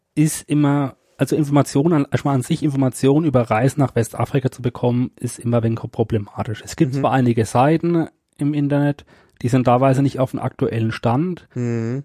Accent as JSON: {"language": "German", "country": "Germany", "said": "bei uns in Deutschland"}